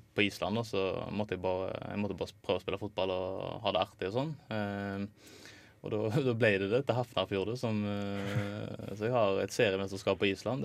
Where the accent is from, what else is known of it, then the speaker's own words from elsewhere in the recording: Haugesund, Rogaland, Norway; da jeg var bare hjemme i Haugesund